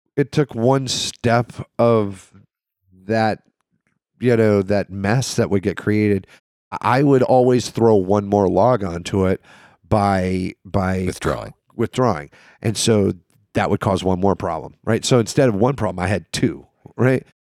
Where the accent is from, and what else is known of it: the South, United States